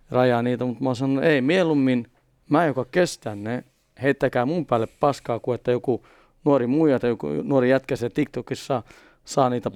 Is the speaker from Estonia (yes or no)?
no; Stockholm, Stockholm County, Sweden; first language Swedish; Finnish is a second language; Juvruussa, mistä mäkin olen syntynyt ja kasvanut Etelä-Tukholmassa.